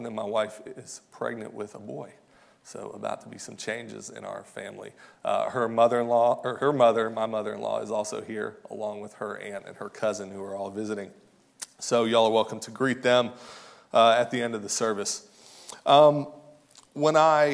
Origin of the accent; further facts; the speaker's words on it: outside of Fort Knox, Kentucky, United States; moved away as an adult; now in St. Louis, United States; I was born and raised in Kentucky, outside of Fort Knox